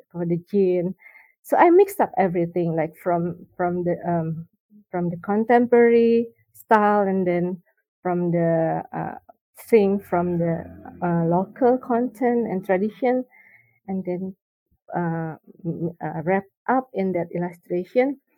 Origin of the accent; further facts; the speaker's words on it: Jakarta, Indonesia; also born or lived in Bandung; I grew up in Jakarta, and then after um, the college, I stay in Bandung.